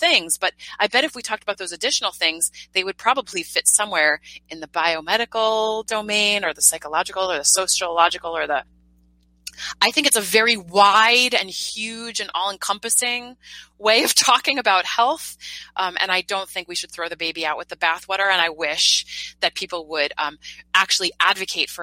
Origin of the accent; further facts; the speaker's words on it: New York, United States; now in San Francisco, United States; I'm a New Yorker